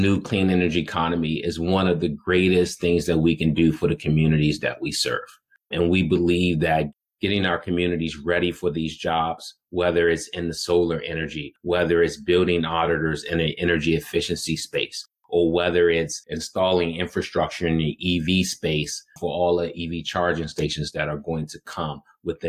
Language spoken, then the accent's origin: English; Washington, District of Columbia, United States; growing up in Washington, D.C., understanding the amount of stress that my family was burdened